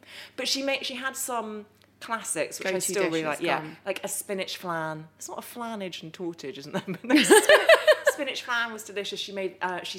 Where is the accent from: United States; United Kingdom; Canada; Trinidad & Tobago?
United Kingdom; Epsom, South East England; Grew up in Epsom, was born in Epsom, spent the first 4 years of my life there.